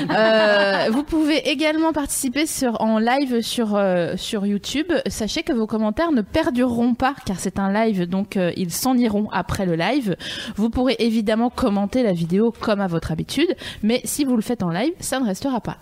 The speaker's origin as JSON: {"language": "French", "area": "Vosges", "region": "Grand Est", "country": "France", "said": "je viens des Vosges"}